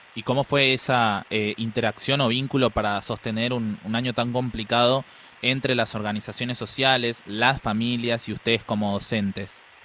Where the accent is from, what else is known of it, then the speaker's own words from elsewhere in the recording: Buenos Aires, Argentina; Yo soy de la Villa veintiuno veinticuatro